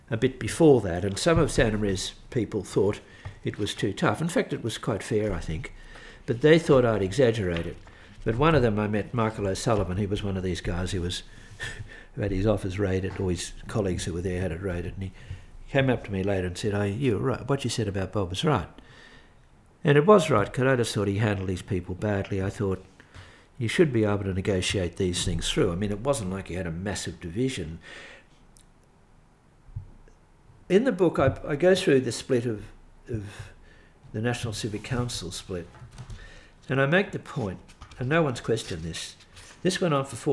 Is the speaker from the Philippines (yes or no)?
no; Melbourne, Victoria, Australia; growing up in Melbourne, I mean, I was born in 1945. Growing up in Melbourne, Archbishop Daniel Mannix was a cult figure